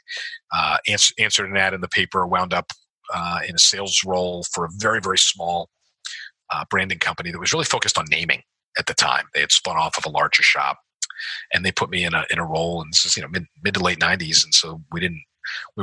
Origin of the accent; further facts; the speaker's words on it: Philadelphia, Pennsylvania, United States; moved away as an adult; also born or lived in Davidson, North Carolina / Charlotte, North Carolina; When I moved back to Philadelphia, and I'm from Chestnut Hill, Mount Airy section of Philadelphia.